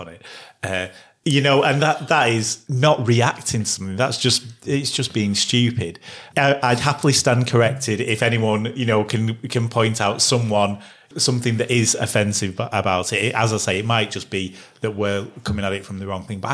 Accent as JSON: {"language": "English", "region": "England", "country": "United Kingdom", "said": "we're two English white blokes"}